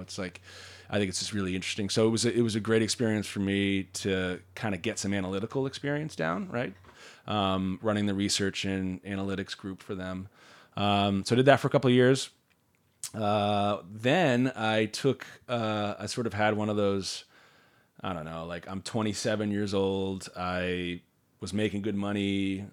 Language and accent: English; Marblehead, Massachusetts, United States; also born or lived in San Francisco / Washington, D.C.; now in South Shore, Massachusetts, United States; I grew up on the North Shore